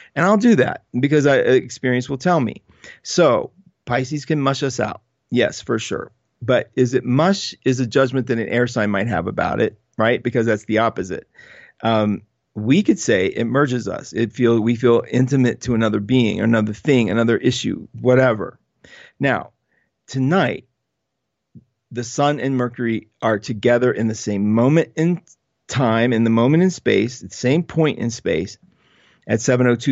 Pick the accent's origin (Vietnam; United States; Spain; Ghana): United States; West Virginia; I'm undeniably from West Virginia